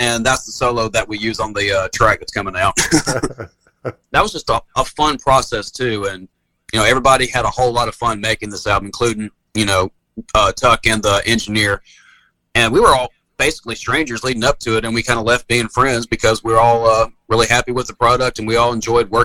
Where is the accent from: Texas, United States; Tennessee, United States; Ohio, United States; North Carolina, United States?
Tennessee, United States; Nutbush; now in Charlotte, United States; I'm a hick from Nutbush, Tennessee